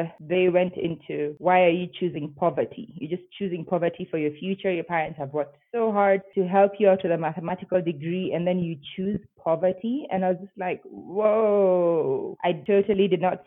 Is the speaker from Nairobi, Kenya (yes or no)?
yes; Nairobi, Kenya; moved away as an adult; now in Bogota, Colombia; I'm from Nairobi, Kenya. I don't currently live in Nairobi, Kenya. I live in Bogota in Colombia